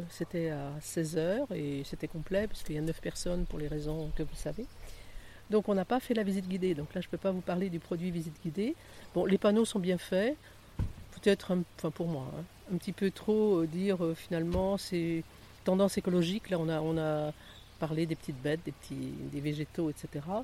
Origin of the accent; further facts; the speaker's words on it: Nouvelle-Aquitaine, France; j'aime bien visiter ce qu'il y a dans la Vienne, puisqu'on est de la Vienne, voir ce qu'il y a quand même près de chez nous.